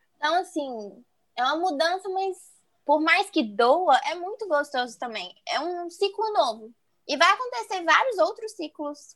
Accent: Belo Horizonte, Minas Gerais, Brazil; nasci em Belo Horizonte

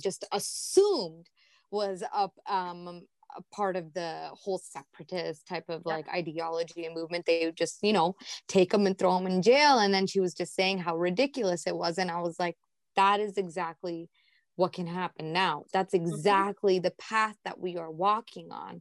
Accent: United States; now in Canada; I grew up in the States, so I don't know a lot of Canadian history.

